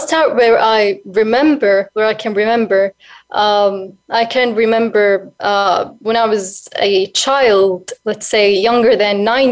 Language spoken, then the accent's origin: English; Sarat Abidah, Asir, Saudi Arabia; now in Riyadh, Saudi Arabia; I currently live in Riyadh, but I'm originally from Sarat Abida, which is near to the south.